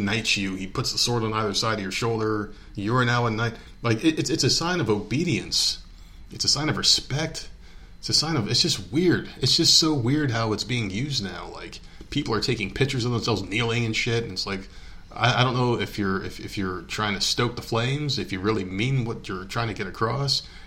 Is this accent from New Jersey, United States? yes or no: yes; New Jersey, United States; my home state of New Jersey